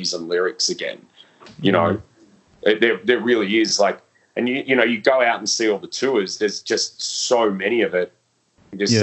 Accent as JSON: {"language": "English", "town": "Melbourne", "region": "Victoria", "country": "Australia", "tie": "born or raised there", "said": "growing up in Melbourne and in the scene"}